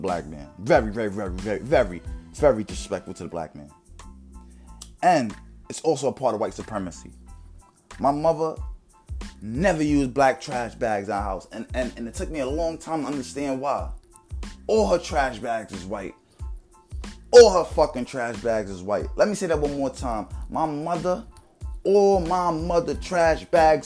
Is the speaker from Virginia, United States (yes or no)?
no; New York City, New York, United States; I'm from the hole, I'm from the Bronx